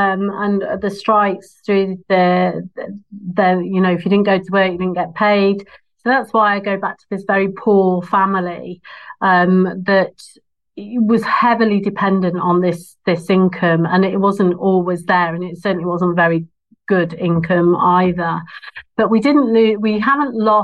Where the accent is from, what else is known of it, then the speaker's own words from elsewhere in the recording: Nuneaton, West Midlands, United Kingdom; I was born in Nuneaton in the Midlands